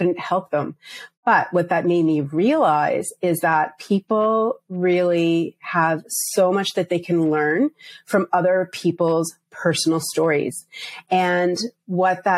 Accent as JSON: {"language": "English", "region": "Prince Edward Island", "country": "Canada", "tie": "born or raised there", "also_born_or_lived": "Bangladesh (parents)", "said": "I was born and raised in Canada. When I was very small, we moved to the smallest province in Canada, Prince Edward Island."}